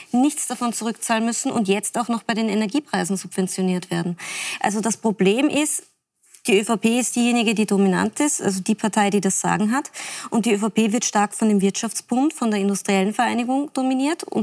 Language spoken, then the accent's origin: German; Salzburg, Austria; bin Salzburgerin.